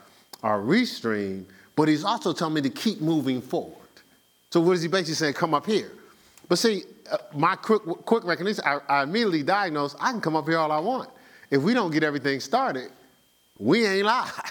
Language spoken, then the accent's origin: English; Newark, New Jersey, United States; moved away; growing up in Newark